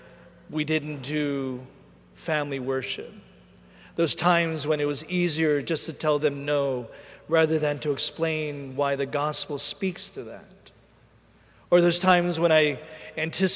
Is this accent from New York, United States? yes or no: no; Philadelphia, Pennsylvania, United States; I'm from Philadelphia, born and raised.